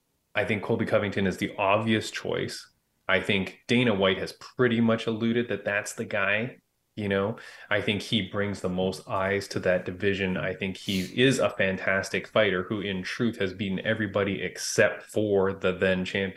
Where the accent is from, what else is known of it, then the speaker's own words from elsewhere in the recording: Canada; also born or lived in Toronto, Canada; Like, I think I'm Canadian, mind you. So I'm out in Toronto, Canada